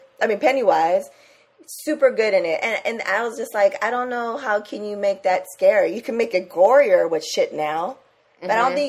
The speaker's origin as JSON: {"language": "English", "town": "San Diego", "region": "California", "country": "United States", "said": "we're both from San Diego."}